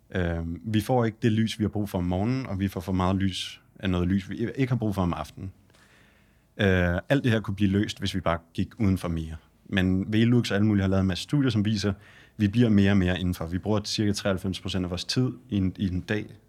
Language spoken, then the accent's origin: Danish; Denmark; vi kommer fra Danmark